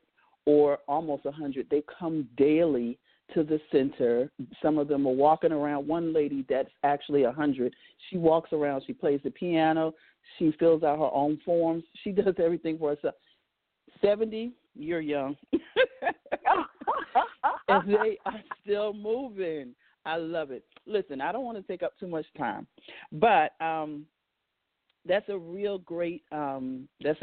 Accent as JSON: {"language": "English", "region": "New York", "country": "United States", "tie": "born or raised there", "moved": "as an adult", "lives_now": "Virginia, United States", "said": "I was born in New York, and I stayed there and for the first 35 years of my young life"}